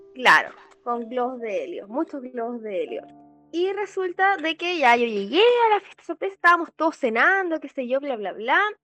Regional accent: Talagante, Santiago Metropolitan Region, Chile; Somos de Talagante

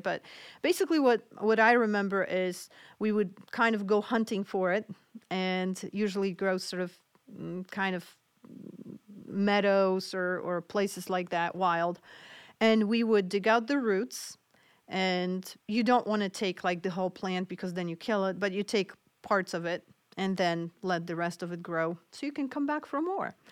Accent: Poland; moved away; I grew up in Poland, so my family always used a lot of different home remedies

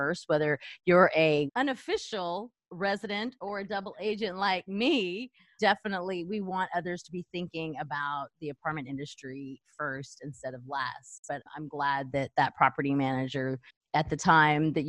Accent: El Paso, Texas, United States; moved away; I'm from El Paso, Texas

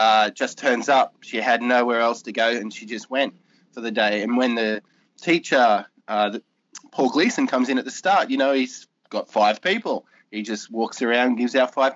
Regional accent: Australia; being an Aussie

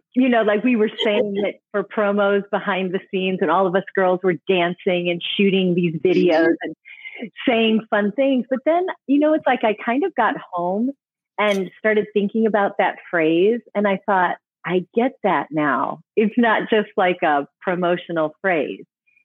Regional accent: Illinois, United States; growing up in Illinois in a small town

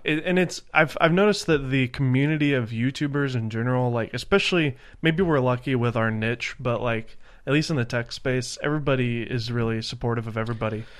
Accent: Nashville, Tennessee, United States; moved away; I'm from Nashville, Tennessee originally

